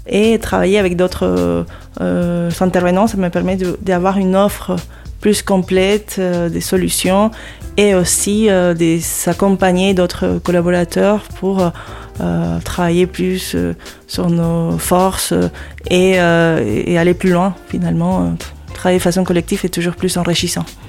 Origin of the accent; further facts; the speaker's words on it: Lima, Peru; moved away as an adult; also born or lived in Paris, France; now in Hauts-de-France, France; Je suis née au Pérou, à Lima et euh, j'ai vécu là-bas euh, presque toute ma vie